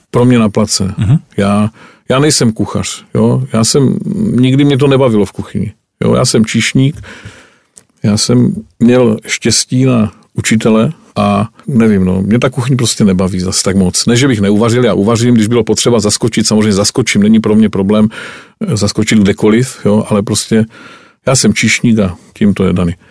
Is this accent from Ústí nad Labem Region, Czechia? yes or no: no; Jeseník region, Olomouc Region, Czechia; můj rodný kraj, Jesenicko